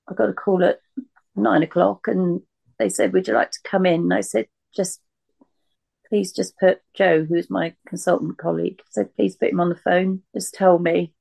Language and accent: English; Reading, South East England, United Kingdom; I grew up in Reading